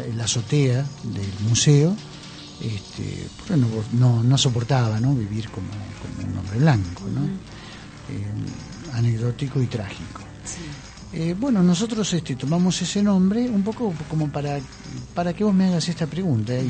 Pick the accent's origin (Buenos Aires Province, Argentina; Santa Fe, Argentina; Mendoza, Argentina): Buenos Aires Province, Argentina; La Plata; moved away as an adult; now in Buenos Aires, Argentina; yo vengo de la ciudad de La Plata